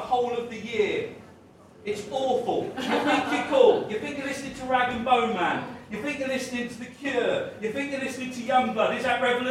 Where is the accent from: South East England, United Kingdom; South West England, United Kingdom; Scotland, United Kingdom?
South East England, United Kingdom; Dover; I'm from Kent, I'm from the nice bit of Kent, Dover.